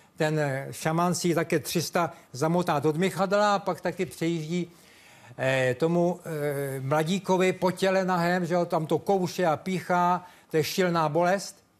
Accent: Czechia; já jsem Čech, tady jsem vychován

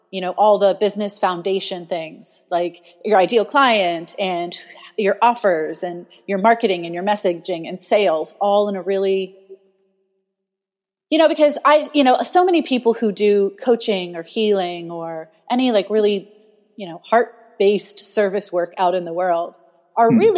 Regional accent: Ohio, United States; now in Portland, United States; well, I'm from Ohio, and it gets like negative twenty in the winter

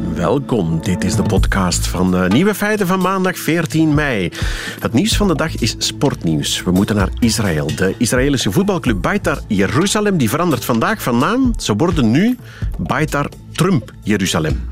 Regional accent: Flanders, Belgium; Wij zouden zeggen als Vlamingen

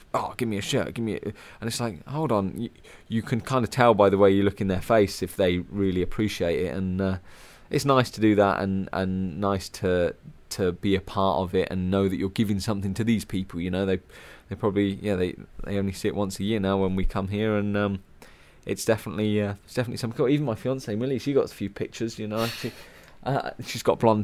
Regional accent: United Kingdom; as a British rider

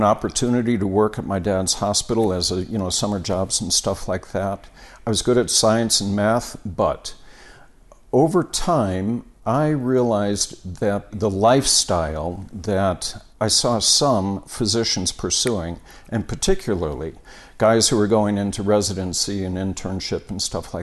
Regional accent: Park Ridge, Illinois, United States; now in Colorado, United States; I grew up in a town called Park Ridge, bordered Chicago on the northwest side

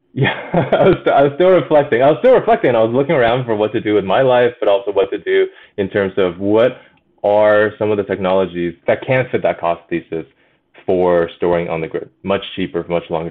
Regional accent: China; moved away; also born or lived in Alberta, Canada; I grew up in China.

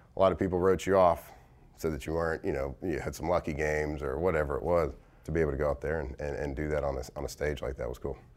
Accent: Texas, United States; moved away as an adult; I grew up in Texas, so I grew up a Cowboy fan

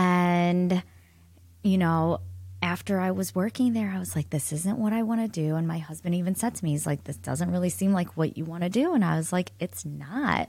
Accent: Solon, Ohio, United States; I grew up in Solon

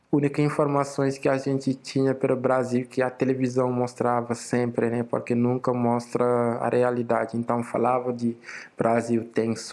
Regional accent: Dakar, Senegal; Portuguese is a second language; now in Florianópolis, Brazil; Uh, ah, eu sou do Senegal. Tenho 29 anos, né? Nasci na capital do Senegal, Dakar, num bairro bem pobre mesmo, com uma família pobre.

